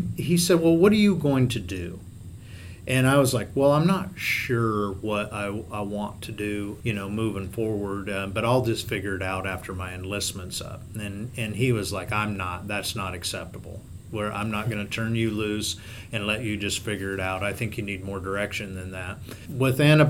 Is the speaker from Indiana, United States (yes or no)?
no; Knoxville, Iowa, United States; the Knoxville Hospital and Clinics, which is my hometown.